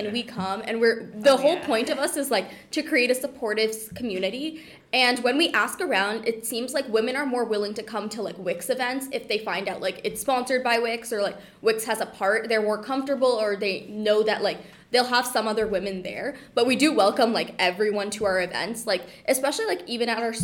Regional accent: Oakville, Ontario, Canada; I went back home. I'm from Oakville. I went back to Oakville

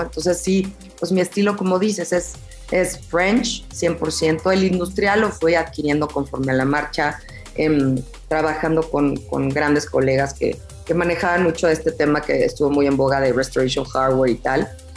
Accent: Mexico; a nosotros como mexicanos

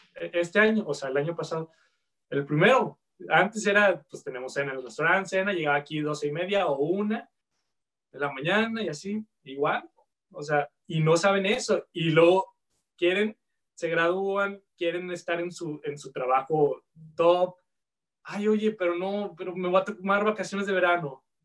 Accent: Guadalajara, Jalisco, Mexico; moved away as an adult; also born or lived in Vancouver area, Canada; now in Vancouver, Canada; de Guadalajara. Sí, este, nací en Guadalajara, este, crecí ahí

